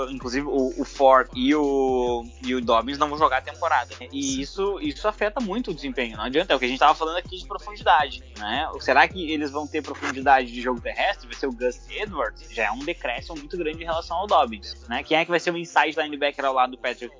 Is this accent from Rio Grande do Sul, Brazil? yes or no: yes; Porto Alegre, Rio Grande do Sul, Brazil; Eu sou de Porto Alegre, Rio Grande do Sul, e o Colorado fanático de criar dentro do Beira Rio